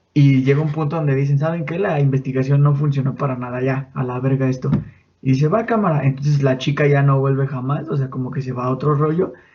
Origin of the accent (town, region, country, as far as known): Mexico